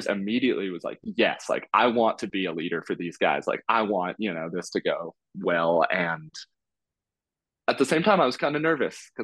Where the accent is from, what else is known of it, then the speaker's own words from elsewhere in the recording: California, United States; moved away as an adult; also born or lived in Iowa / Colorado; I'm from California originally